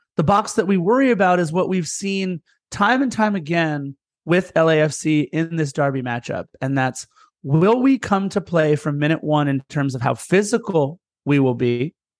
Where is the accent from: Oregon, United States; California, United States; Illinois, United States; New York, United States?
California, United States; Torrance; I lived in apartment one one five growing up in Torrance in the apartment complex we lived